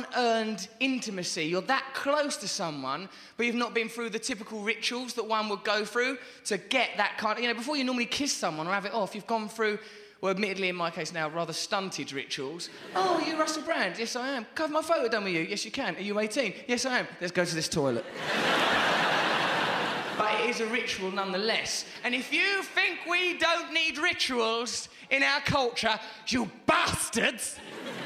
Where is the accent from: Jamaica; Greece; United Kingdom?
United Kingdom; England; I'm English.